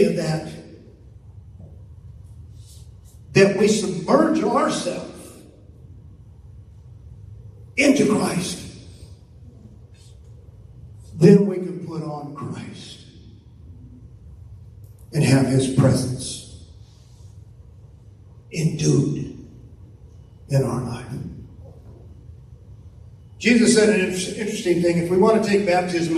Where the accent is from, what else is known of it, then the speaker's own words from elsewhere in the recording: California, United States; now in Tulsa, United States; we're from California, and I mean from California